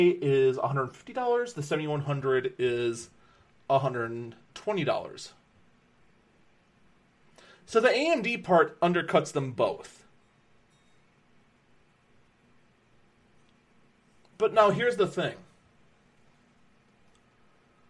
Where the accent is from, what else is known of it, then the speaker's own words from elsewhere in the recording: Wisconsin, United States; here in my home state of Wisconsin